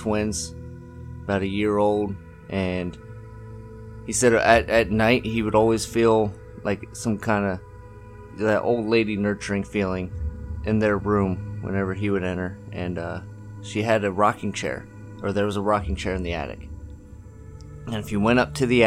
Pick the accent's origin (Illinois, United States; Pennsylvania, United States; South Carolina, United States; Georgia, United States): Pennsylvania, United States; York; I'm from York, Pennsylvania.